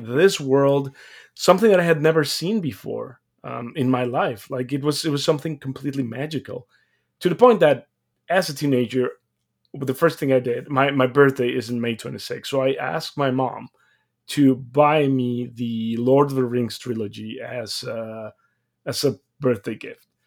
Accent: Mexico; moved away; I'm come from Mexico. I was born and raised there

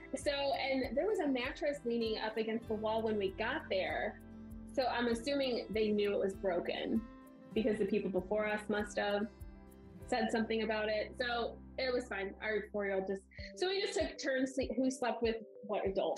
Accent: St. Louis, Missouri, United States; we're from St. Louis

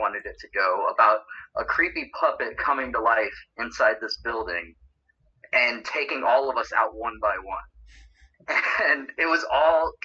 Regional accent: Florida, United States; I'm from Florida originally

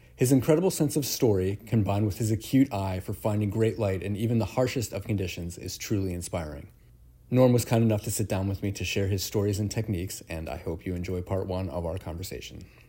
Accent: Ohio, United States; growing up in Ohio gave me this idea of what the West must be like

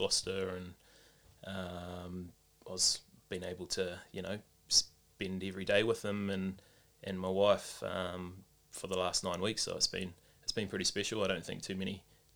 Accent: Auckland, New Zealand; We grew up in Mangere Bridge

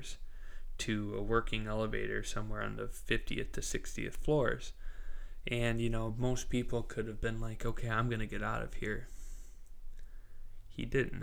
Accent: Midwest, United States; I was a little kid growing up in the Midwest

